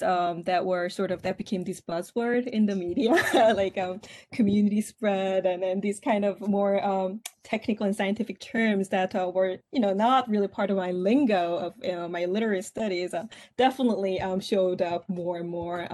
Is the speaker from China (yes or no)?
no; South Korea; English is a second language; moved away as an adult; also born or lived in Seoul; now in United States; I grew up in Korea